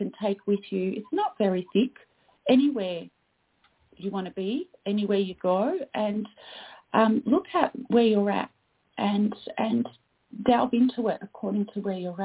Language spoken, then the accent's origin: English; Australia; also born or lived in Canada; I am Australian